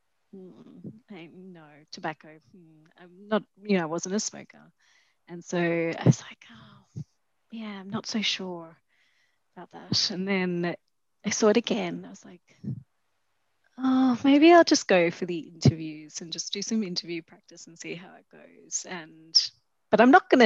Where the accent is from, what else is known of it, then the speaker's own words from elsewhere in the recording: Australia; moved away as an adult; also born or lived in London, United Kingdom; I was from Australia too